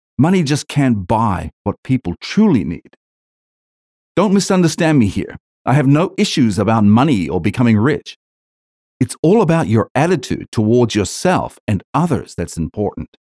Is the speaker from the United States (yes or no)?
no; New Zealand; moved away as an adult; now in Australia; I'm originally from New Zealand, I grew up hating the entire education system